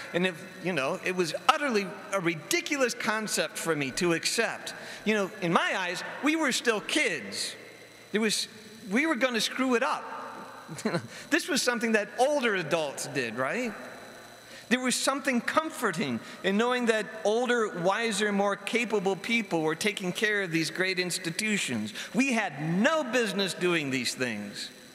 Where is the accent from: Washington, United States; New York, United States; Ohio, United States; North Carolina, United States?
Ohio, United States; Barberton; moved away as an adult; going back to my hometown of Barberton after being away at school for a while